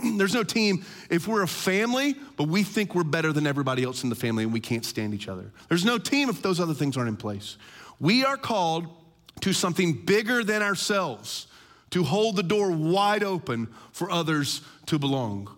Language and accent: English; United States; as American Christians